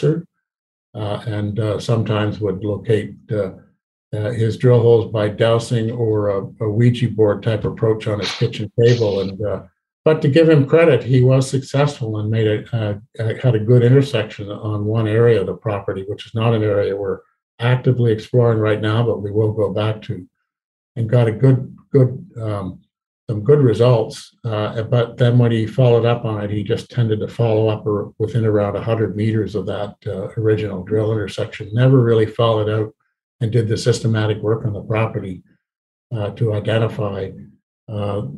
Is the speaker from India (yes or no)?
no; Canada; also born or lived in British Columbia; we as Canadian explorers